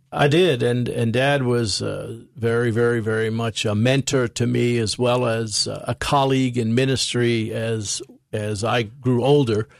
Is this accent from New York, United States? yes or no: yes; New York City, New York, United States; accent: American; I grew up in New York City